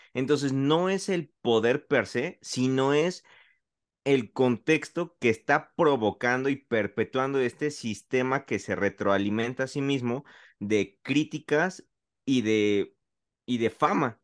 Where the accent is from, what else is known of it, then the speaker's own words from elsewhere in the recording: Mexico; yo como mexicano, como latino, que no sabe inglés